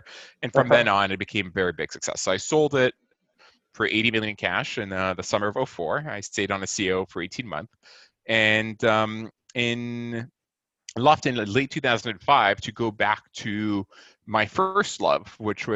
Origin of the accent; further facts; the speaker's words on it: Nice, Provence-Alpes-Côte d'Azur, France; moved away as an adult; now in United States; I'm originally from Nice in France.